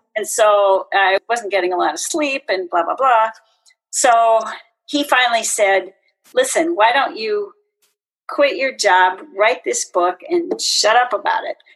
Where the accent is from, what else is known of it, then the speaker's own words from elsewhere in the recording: Kirkland, Washington, United States; also born or lived in Seattle, Washington; I actually grew up and went to high school in uh, Kirkland